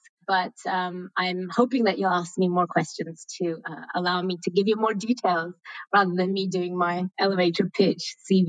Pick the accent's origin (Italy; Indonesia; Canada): Italy; English is a second language; now in Lausanne, Switzerland; So originally I'm from Italy, I live in Switzerland, but I've traveled a lot during my youth, you know, 3 years here, 2 years there, 1 year here and another year there, until we finally arrived in Switzerland.